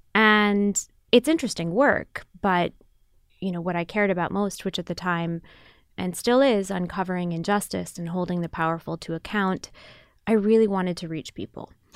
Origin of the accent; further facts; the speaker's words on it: Grand Rapids, Michigan, United States; moved away as an adult; also born or lived in Pakistan; I grew up in Grand Rapids, Michigan.